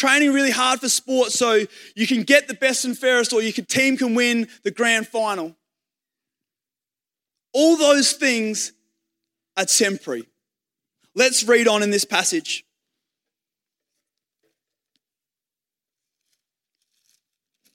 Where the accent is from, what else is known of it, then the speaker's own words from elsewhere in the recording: Australia; I was happy to be an Aussie.